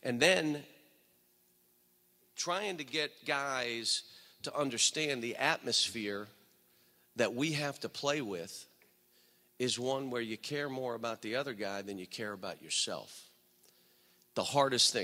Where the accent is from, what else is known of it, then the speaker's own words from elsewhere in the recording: Western Pennsylvania, United States; now in Kentucky, United States; I grew up in Western PA